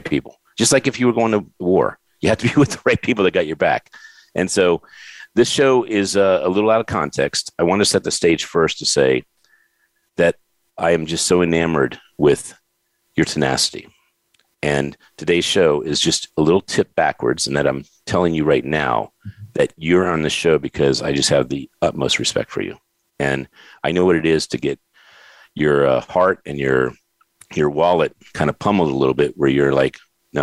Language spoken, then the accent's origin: English; Warwick, Rhode Island, United States; moved away; I was born in Warwick, Rhode Island on August 5th, 1964